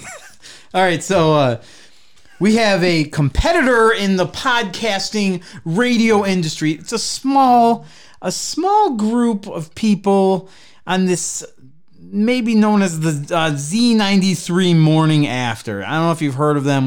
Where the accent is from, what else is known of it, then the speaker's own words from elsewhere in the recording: Traverse City, Michigan, United States; now in Bay City, United States; When I first came down to Bay City from Traverse City, from Traverse City